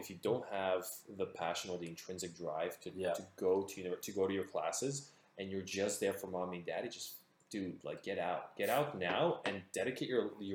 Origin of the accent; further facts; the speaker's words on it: Belarus; moved away; also born or lived in Toronto, Canada; I'm an immigrant from Belarus